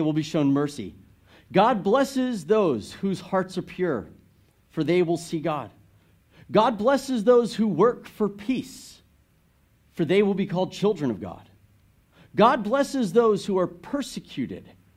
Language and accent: English; United States; as an American